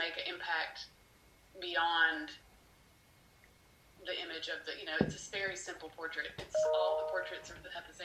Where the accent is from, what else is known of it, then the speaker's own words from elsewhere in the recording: United States; moved away; I hadn't lived here for about 13 years and moved back in about 2012